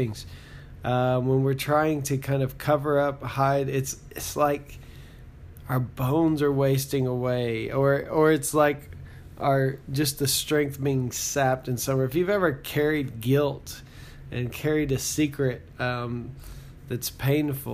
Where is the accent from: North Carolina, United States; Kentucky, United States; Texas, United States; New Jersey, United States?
Texas, United States; now in Oklahoma, United States; So I live in Oklahoma, and I grew up in Texas